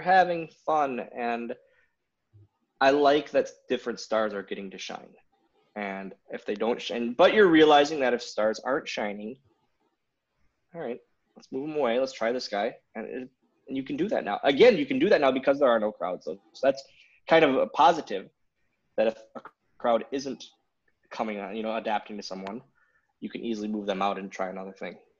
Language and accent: English; Wisconsin, United States; kid from Wisconsin